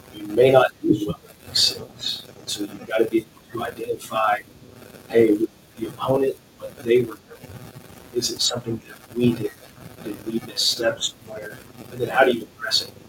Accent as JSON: {"language": "English", "region": "Arkansas", "country": "United States", "said": "I'm from Arkansas"}